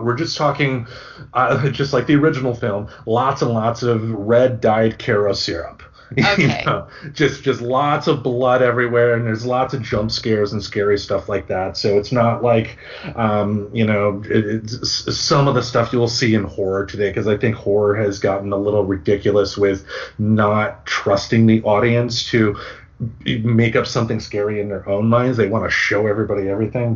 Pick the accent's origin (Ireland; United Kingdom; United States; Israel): United States; Michigan; born or raised there